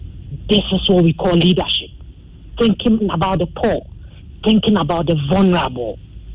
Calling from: Teshie, Greater Accra, Ghana; I'm calling from Teshi.

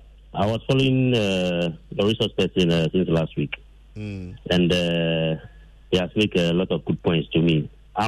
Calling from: Ghana; I'm calling from Dodua.

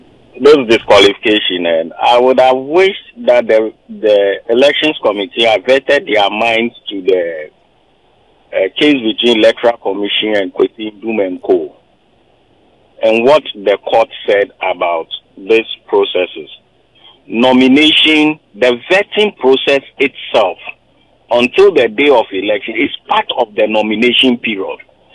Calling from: Anambra, Nigeria; Good afternoon. I'm calling you from Anambra.

